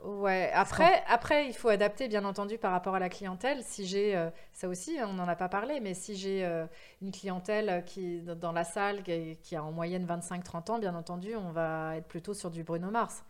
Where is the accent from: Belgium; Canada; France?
France; accent: French; also born or lived in New York; mon accent très français